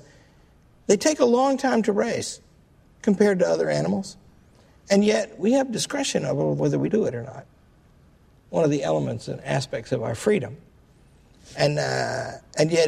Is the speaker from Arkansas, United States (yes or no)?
yes; Arkansas, United States; I come from Arkansas